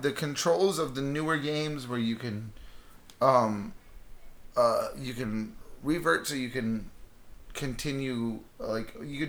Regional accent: United States; also born or lived in Los Angeles, California / Central Florida; I grew up in Los Angeles and here in the Central Florida area.

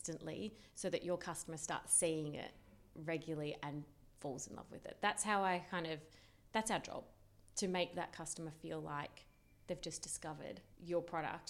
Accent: Canberra, Australian Capital Territory, Australia; moved away as an adult; also born or lived in London; I'm from Canberra, I knew no one in London

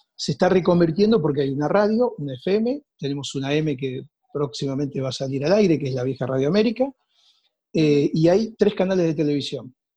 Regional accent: Rosario, Santa Fe, Argentina; moved away; Yo soy de Rosario, estudié en Rosario, nací allí, me crié en un pueblo cercano

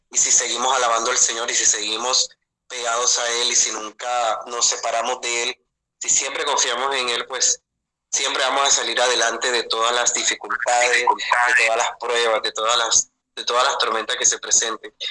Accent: Caribbean Region, Colombia; vivimos en la región caribe colombiana, entonces somos muy caribeños, somos como, digamos que un poco más alegres, un poco más movidos

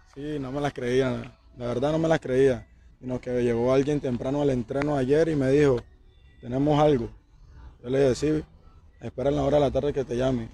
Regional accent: Santa Marta, Magdalena, Colombia

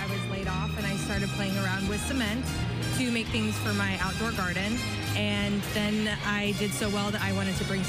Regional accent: Florida, United States; now in Philadelphia, United States; I'm from Florida originally, but I've been in Philly for about 10 years.

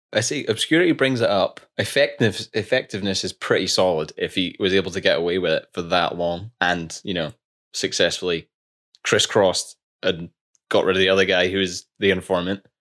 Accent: Scotland, United Kingdom; We're two Scottish engineers that graduated during COVID

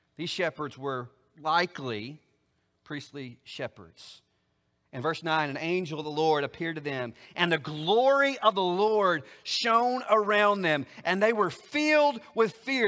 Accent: Oklahoma, United States; now in Alabama, United States; I live in Alabama, but I ain't from Alabama. I'm from Oklahoma, good, bad, or ugly, right? So if I was gonna go back for a census, I'd have to travel 800 miles back to my hometown in Oklahoma

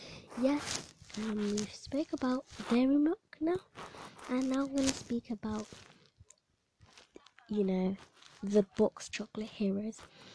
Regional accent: Jamaica; Not even I'm eating the Bounty, and I think I'm from Jamaica.

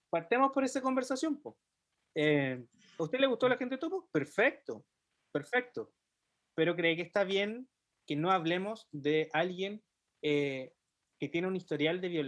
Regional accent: Chile; que somos chilenos.

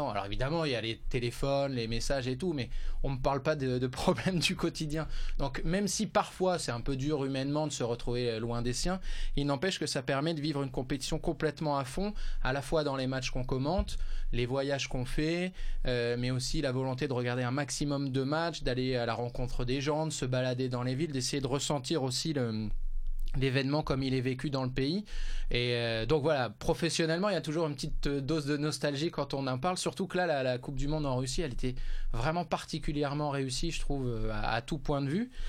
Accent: Hauts-de-France, France; je suis originaire du Nord

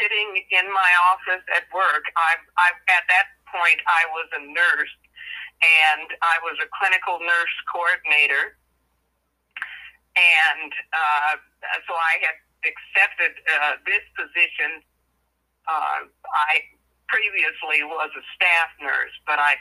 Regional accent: Midwest, United States; I'm from the Midwest in the United States.

